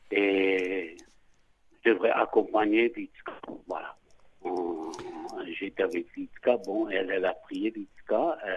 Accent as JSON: {"language": "French", "area": "Alsace", "region": "Grand Est", "country": "France", "said": "chez nous en Alsace"}